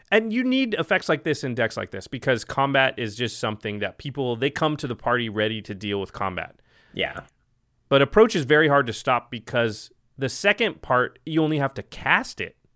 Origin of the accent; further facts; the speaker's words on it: Portland, Oregon, United States; I'm from Portland